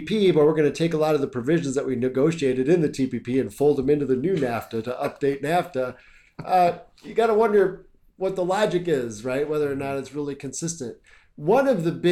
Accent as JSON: {"language": "English", "country": "United States", "said": "I'm from the United States"}